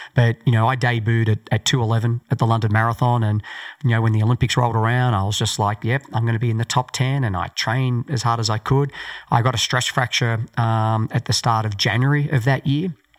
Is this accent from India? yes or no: no; Australia; born or raised there